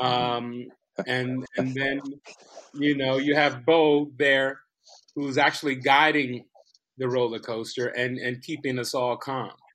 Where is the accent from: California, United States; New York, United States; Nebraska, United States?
California, United States; Compton; growing up in Compton